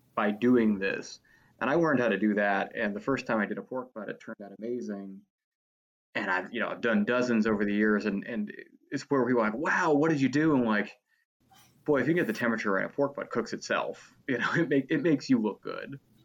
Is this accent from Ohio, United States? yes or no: yes; Cleveland, Ohio, United States; also born or lived in Cincinnati; I'm from Cleveland